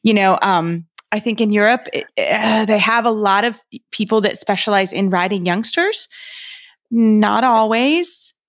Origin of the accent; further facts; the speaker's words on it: Kentucky, United States; I'm from Kentucky